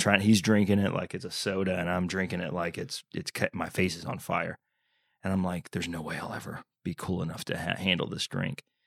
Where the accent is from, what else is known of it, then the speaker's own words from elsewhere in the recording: United States; also born or lived in Texas / Oklahoma; I grew up in Texas, Oklahoma, that whole area